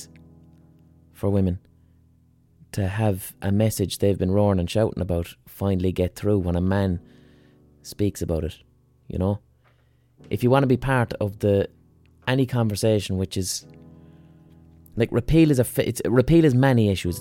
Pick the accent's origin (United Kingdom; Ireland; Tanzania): Ireland; Limerick, Munster; I'm from Limerick.